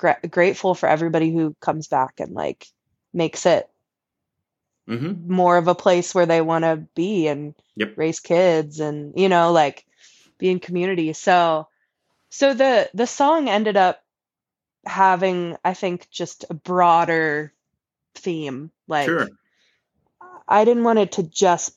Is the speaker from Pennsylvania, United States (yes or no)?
yes; Northampton County, Pennsylvania, United States; also born or lived in Asheville; now in Philadelphia, United States; cause I'm from Northampton County.